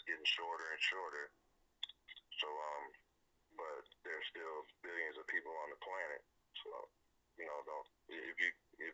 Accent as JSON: {"language": "English", "town": "Flint", "region": "Michigan", "country": "United States", "tie": "born or raised there", "said": "born and raised in Flint, Michigan"}